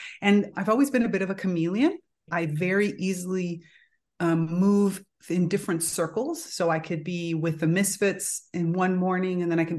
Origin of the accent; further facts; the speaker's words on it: Miami, Florida, United States; Yeah, so I grew up in Miami, which of course being Cuban means that I was, and I'm Miami in the 1980s.